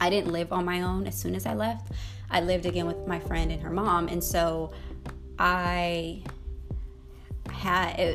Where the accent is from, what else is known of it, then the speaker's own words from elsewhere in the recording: Denver, Colorado, United States; moved away as an adult; now in Florida, United States; I was born in Denver, Colorado, and I lived there for 19 years